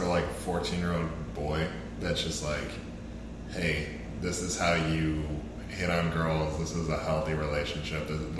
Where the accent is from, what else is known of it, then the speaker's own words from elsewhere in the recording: Ohio, United States; when I was growing up in Ohio